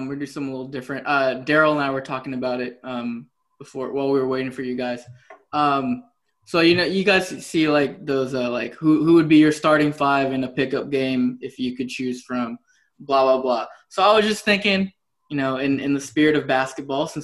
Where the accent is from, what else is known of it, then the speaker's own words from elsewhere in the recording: Philippines; I'm Filipino